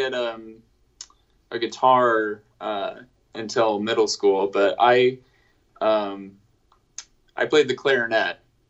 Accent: Anchorage, Alaska, United States; I grew up in Anchorage, Alaska, so there wasn't a lot of like bands coming up there as much.

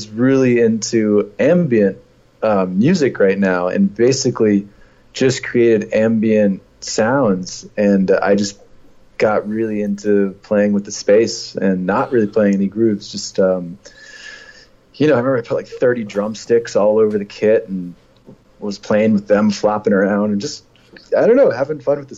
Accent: New England, United States; I'm from New England, exactly.

